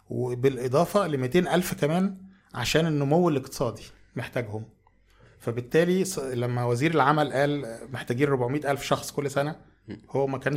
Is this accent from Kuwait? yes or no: no; Egypt; moved away as an adult; now in Germany; احنا عندنا في مصر